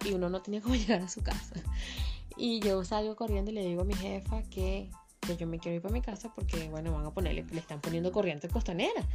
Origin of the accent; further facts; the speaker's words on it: Venezuela; now in Chile; como dice uno en Venezuela